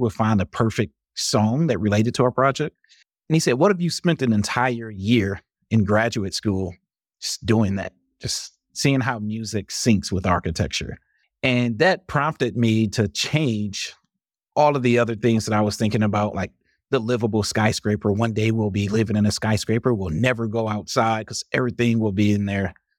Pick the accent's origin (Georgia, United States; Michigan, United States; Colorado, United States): Michigan, United States; Highland Park; moved away as an adult; also born or lived in Detroit / Madison, Wisconsin; I grew up in Michigan in a city called Highland Park